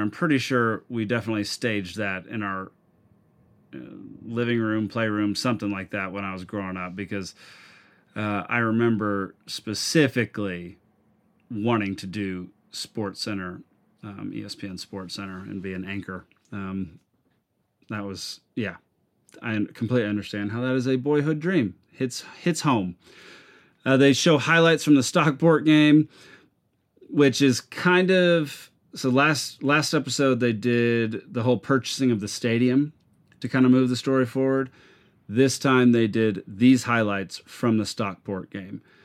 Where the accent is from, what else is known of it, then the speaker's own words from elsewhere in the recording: Texas, United States; I introduce myself as a Texan